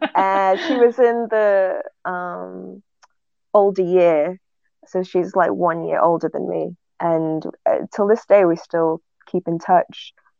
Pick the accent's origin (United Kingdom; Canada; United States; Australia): United Kingdom; England; accent: northern English; every time I meet them, my northern accent starts playing up, because now I'm just kind of neutral.